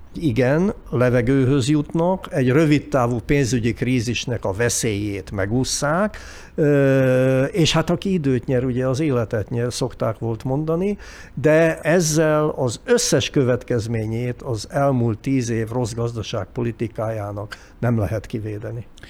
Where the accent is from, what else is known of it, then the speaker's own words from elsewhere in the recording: Hungary; mint magyarok